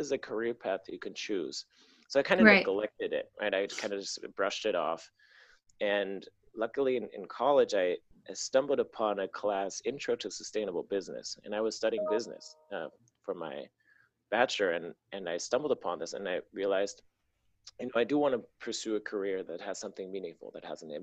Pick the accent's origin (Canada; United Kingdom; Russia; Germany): Germany; Berlin; moved away as an adult; also born or lived in San Francisco, United States; I was born and raised in Berlin, moved to the US for college. So I was 19.